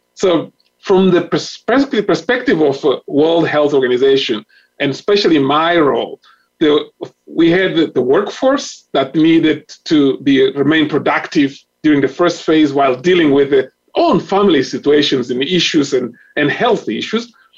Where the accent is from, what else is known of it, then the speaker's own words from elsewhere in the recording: Mozambique; I am from Mozambique